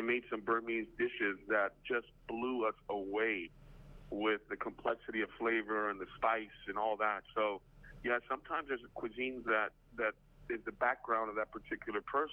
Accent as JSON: {"language": "English", "town": "El Paso", "region": "Texas", "country": "United States", "tie": "born or raised there", "moved": "yes", "said": "my hometown of El Paso, Texas"}